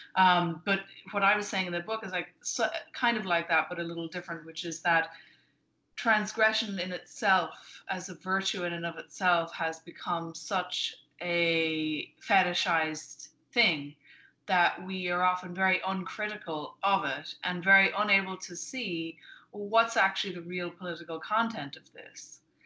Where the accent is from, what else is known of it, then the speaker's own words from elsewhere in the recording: Ireland; moved away as an adult; now in United States; I'm Irish but I've been in mm-hmm. America for a while